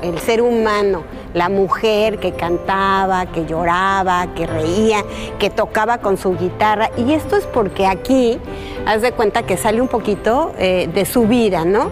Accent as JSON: {"language": "Spanish", "country": "Mexico", "said": "nuestras tradiciones mexicanas"}